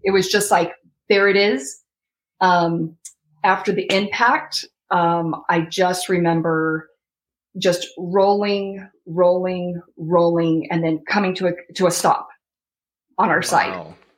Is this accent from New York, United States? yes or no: no; Rexburg, Idaho, United States; now in Florida, United States; I'm originally from Rexburg, Idaho, and my husband's from Washington State